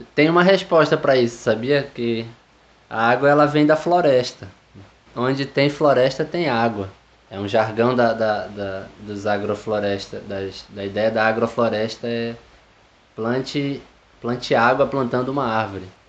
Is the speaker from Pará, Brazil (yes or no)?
yes; Tucuruí, Pará, Brazil; also born or lived in Rio de Janeiro / Belém; Eu nasci no Rio de Janeiro, vivi até os oito anos lá e vim morar no, no interior do estado do Pará, em Tucuruí, onde eu passei o final da minha infância e adolescência.